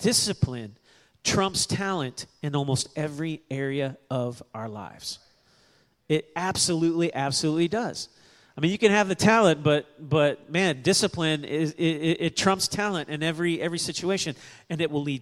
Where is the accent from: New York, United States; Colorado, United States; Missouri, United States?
Missouri, United States; Kansas City; now in New Braunfels, United States; I was born in Kansas City, and all my family's from that part